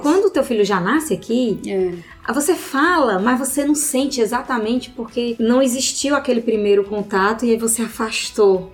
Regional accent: Brazil; moved away as an adult; now in Australia; eu sou brasileira

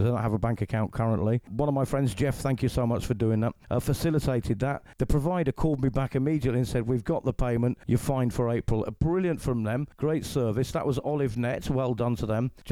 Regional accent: England, United Kingdom; now in Calahonda, Spain; I'm an English actor, radio host

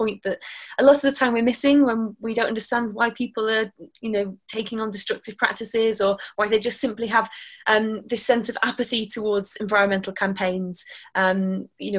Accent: near Manchester, North West England, United Kingdom; moved away as an adult; also born or lived in Plymouth, Devon; I grew up near Manchester

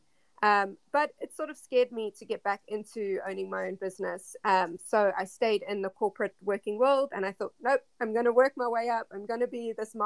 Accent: South Africa; moved away; Yeah, so I am originally from South Africa.

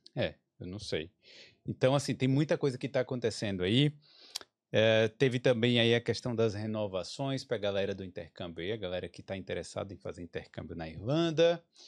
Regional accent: Brazil; moved away as an adult; now in Dublin, Ireland; A gente veio do Brasil, tá acostumado lá com aquela violência urbana

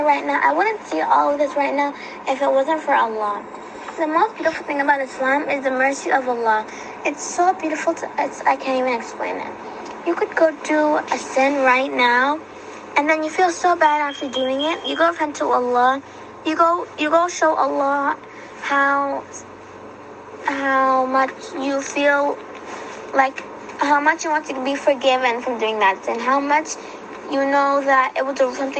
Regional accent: Ghana; I'm from Ghana

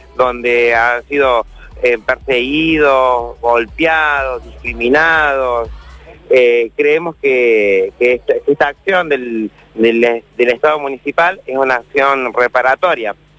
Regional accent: Argentina; como argentinos y argentinas

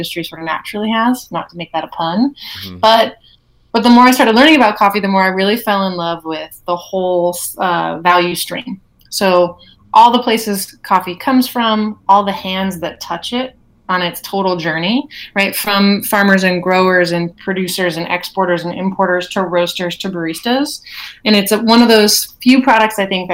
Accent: Seattle, Washington, United States; I'm from Seattle

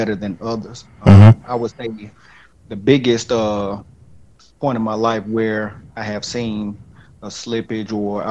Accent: Calera, Alabama, United States; I'm from Calera, Alabama. Spent majority of my life here in Calera.

